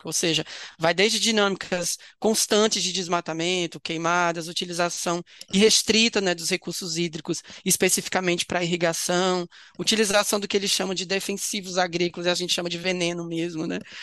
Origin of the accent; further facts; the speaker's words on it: Vale do Jequitinhonha, Minas Gerais, Brazil; also born or lived in Agreste, Pernambuco; Eu sou nascido em Pernambuco, né, no Agreste de Pernambuco, mas eu me mudei com cinco anos de idade para o interior de Minas Gerais, num, num, numa região que chama conhecida como Vale do Jequitinhonha